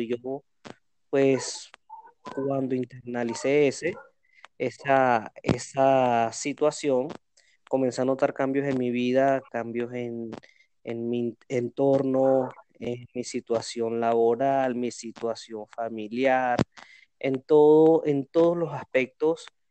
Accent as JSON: {"language": "Spanish", "country": "Venezuela", "moved": "as an adult", "lives_now": "Cali, Colombia", "said": "vengo de Venezuela emprendiendo. Hoy en día me encuentro en Cali."}